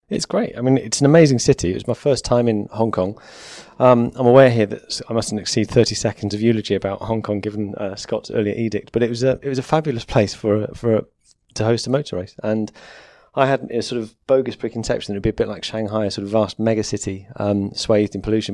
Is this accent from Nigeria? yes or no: no; United Kingdom; as a Brit